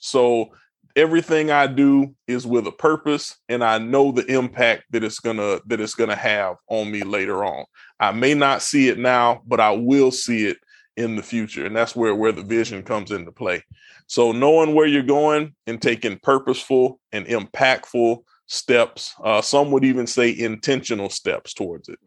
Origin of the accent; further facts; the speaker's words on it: Brunswick, Georgia, United States; moved away as an adult; also born or lived in Palatka, Florida; now in Texas, United States; I was raised in Southeast Georgia, Brunswick, Georgia